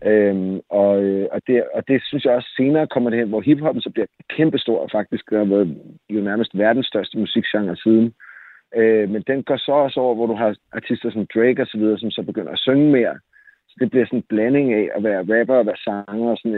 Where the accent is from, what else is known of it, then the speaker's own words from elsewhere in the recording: Jersie Strand, Zealand, Denmark; also born or lived in Køge; Da jeg voksede op i Solrød Strand, eller i Jersi Strand